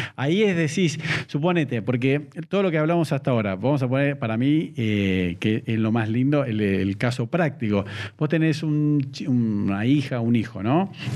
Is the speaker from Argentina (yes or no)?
yes; Argentina; yo soy argentino.